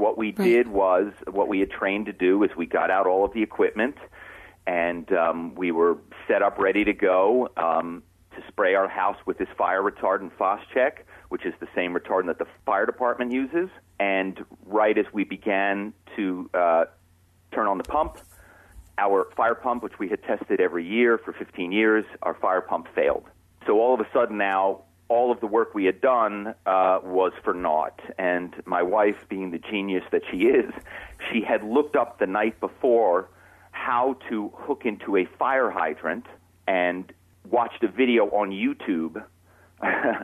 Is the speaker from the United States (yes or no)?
yes; Philadelphia, Pennsylvania, United States; moved away as an adult; now in Malibu, United States; my hometown is Philadelphia. I'm not from Southern California